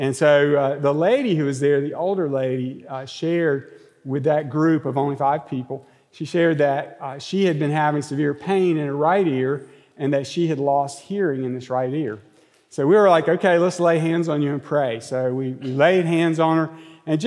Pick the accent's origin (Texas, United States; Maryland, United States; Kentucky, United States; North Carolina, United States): North Carolina, United States; Monroe; I'm from Monroe, North Carolina